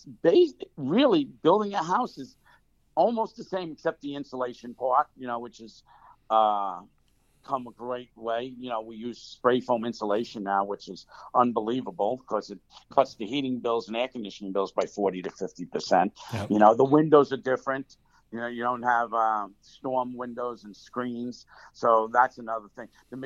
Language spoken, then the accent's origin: English; Bergenfield, New Jersey, United States; also born or lived in Bronx, New York; I grew up in the Bronx till 5 years old. Then I came to suburbia, Bergenfield, New Jersey.